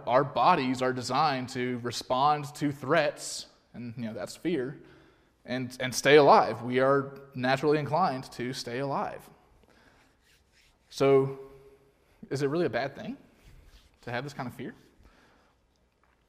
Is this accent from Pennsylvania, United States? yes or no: no; Alabama, United States; I'm from Alabama